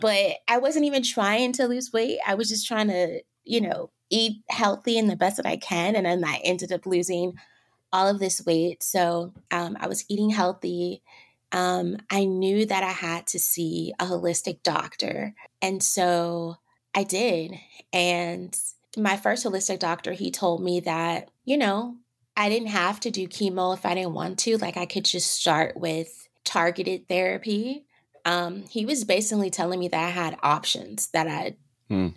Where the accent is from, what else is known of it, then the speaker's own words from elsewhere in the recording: Vallejo, California, United States; moved away as an adult; also born or lived in San Francisco / Los Angeles; now in Atlanta, United States; I was born in San Francisco and I grew up about 30 minutes north in Vallejo, California